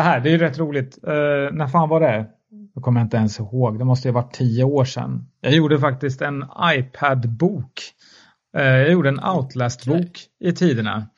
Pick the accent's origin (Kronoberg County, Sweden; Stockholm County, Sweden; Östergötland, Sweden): Östergötland, Sweden; Mjölby; Jag är från Mjölby, uppvuxen i Mjölby